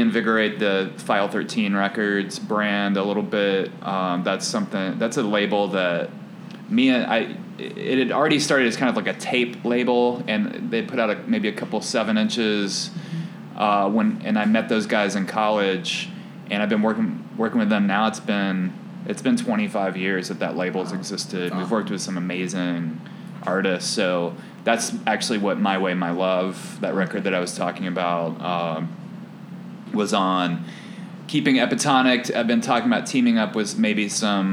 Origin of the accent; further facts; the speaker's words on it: Nashville, Tennessee, United States; now in Chicago, United States; my hometown of Nashville